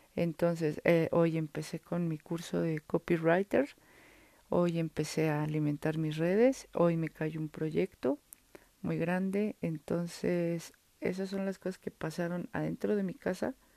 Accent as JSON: {"language": "Spanish", "region": "Mexico City", "country": "Mexico", "tie": "born or raised there", "said": "aquí en la Ciudad de México, donde yo estoy, donde yo vivo, donde yo nací"}